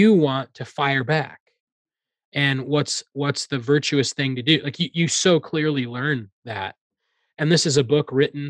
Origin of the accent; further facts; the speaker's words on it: Iowa, United States; I grew up in Iowa